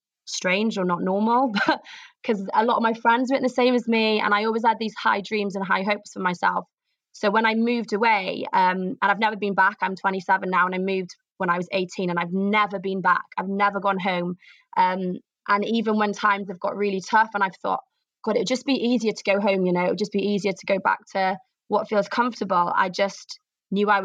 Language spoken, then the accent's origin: English; Pembrokeshire, southwest Wales, United Kingdom; moved away as an adult; also born or lived in Cardiff / Manchester; now in London, United Kingdom; I am originally from Pembrokeshire in southwest Wales, which most people don't know. It's a very rural county. We're surrounded by mountains